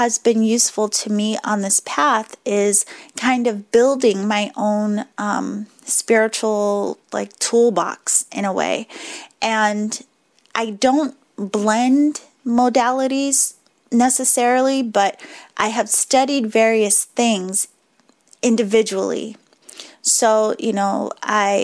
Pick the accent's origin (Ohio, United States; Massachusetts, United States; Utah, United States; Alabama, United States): Massachusetts, United States; Boston; accent: Boston; my Boston accent just slipped back out a little bit